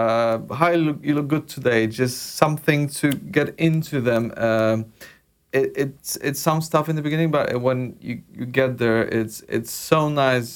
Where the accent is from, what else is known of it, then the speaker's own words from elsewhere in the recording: Poland; moved away; from my home country, Polish food